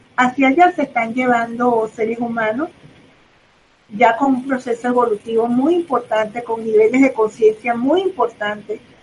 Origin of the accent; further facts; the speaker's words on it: Caracas, Capital District, Venezuela; soy de Caracas, vivo en Venezuela, aquí me quedaré